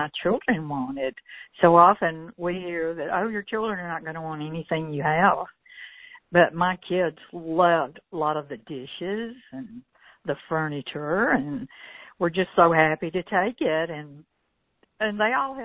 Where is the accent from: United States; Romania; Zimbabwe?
United States; the South; also born or lived in Gadsden; now in Alabama, United States; I'm from the South.